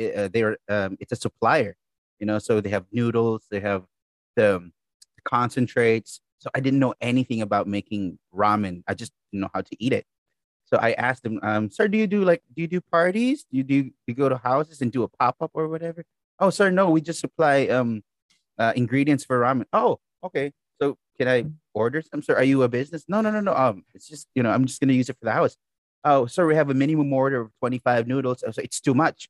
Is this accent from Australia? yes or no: no; Philippines; I'm from the Philippines